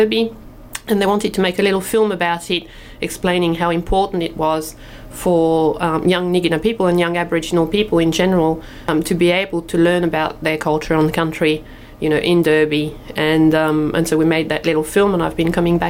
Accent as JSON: {"language": "English", "country": "France", "also_born_or_lived": "Tweed, Australia", "moved": "as an adult", "lives_now": "Australia", "said": "I came to Australia from France. I was French. I came to Australia when I was 22"}